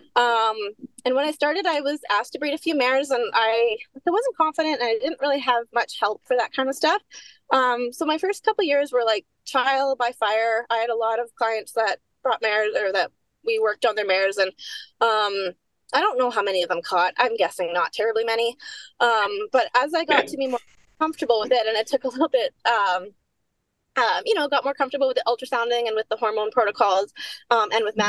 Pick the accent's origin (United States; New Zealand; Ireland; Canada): Canada; Saskatchewan; I grew up in Saskatchewan